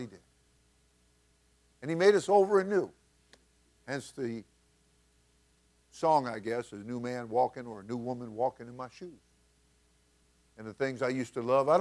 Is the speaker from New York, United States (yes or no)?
yes; New York, United States; I grew up in New York.